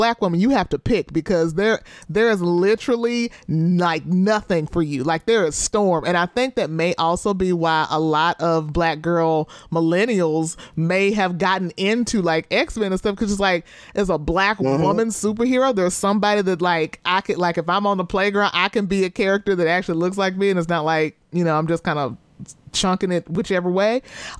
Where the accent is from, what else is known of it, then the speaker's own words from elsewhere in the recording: the South, United States; I don't know if it's because I'm from the South and I feel like Southern people be real specific about their light skin.